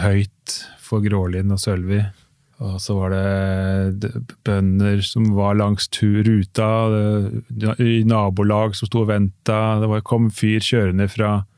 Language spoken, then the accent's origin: Norwegian; Oslo, Norway; accent: Oslo dialect; så er jeg fra Oslo